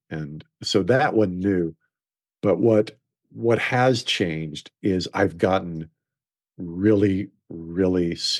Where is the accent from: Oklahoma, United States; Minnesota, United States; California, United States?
Oklahoma, United States; And I grew up in Oklahoma. My dad's best friend was the foreman of a ranch.